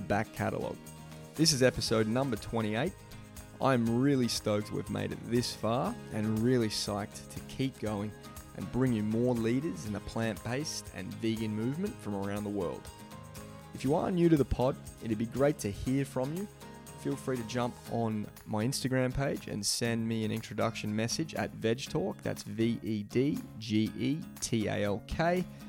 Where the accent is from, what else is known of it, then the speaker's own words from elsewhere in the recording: Boronia, Victoria, Australia; We're here today in Beau Morris, which is my hometown in Victoria.